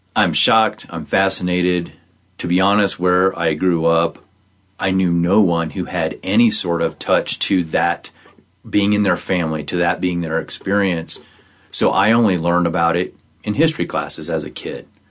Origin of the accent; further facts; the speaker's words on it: northern Missouri, United States; moved away; I grew up in the Midwest in northern Missouri, it was farms.